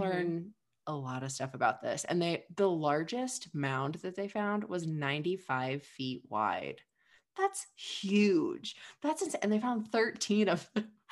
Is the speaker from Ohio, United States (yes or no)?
yes; Ohio, United States; I'm from Ohio